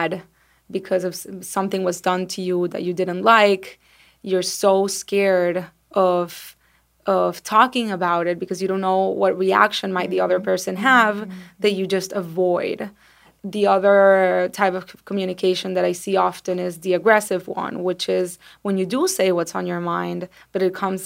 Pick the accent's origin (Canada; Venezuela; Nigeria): Venezuela; now in United States; I'm from Venezuela